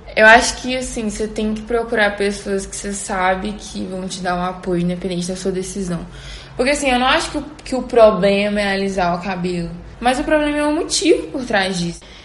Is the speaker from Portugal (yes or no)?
no; Teresina, Piauí, Brazil; now in Belo Horizonte, Brazil; eu tinha ido pra minha cidade, né, que eu sou de Teresina, mas tô morando em BH